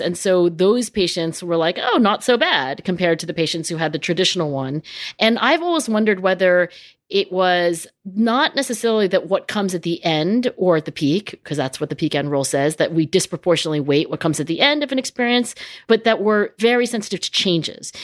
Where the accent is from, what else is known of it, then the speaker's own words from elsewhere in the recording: New Jersey, United States; I grew up in South Jersey where everything was carpeted